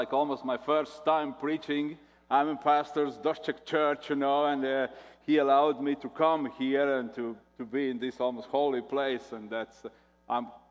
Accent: Latvia; English is a second language; I'm from Latvia

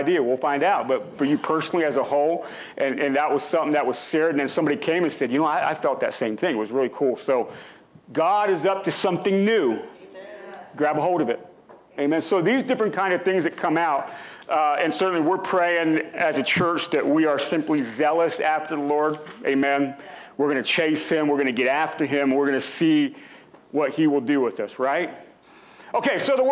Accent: Pennsylvania, United States; now in Ohio, United States; I grew up in Pennsylvania

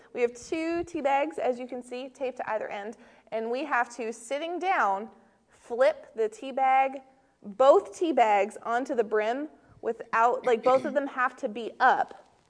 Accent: Maine, United States; I'm from Maine, too.

